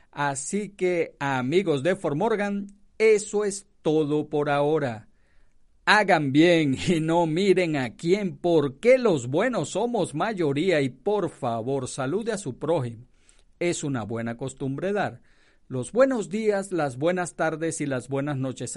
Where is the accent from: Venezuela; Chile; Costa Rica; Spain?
Venezuela; now in United States; donde nací, que es Venezuela